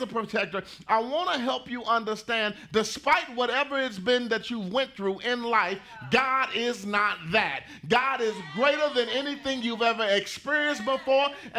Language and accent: English; Pleasant Grove, Texas, United States; I grew up in Pleasant Grove